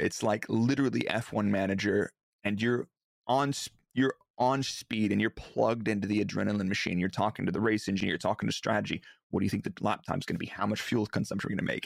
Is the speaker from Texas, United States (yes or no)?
yes; Dallas, Texas, United States; born or raised there; moved away as an adult; now in Milton Keynes, United Kingdom